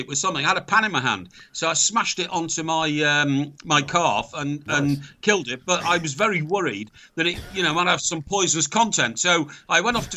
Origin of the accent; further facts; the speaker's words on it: Chester, North West England, United Kingdom; Chester, my hometown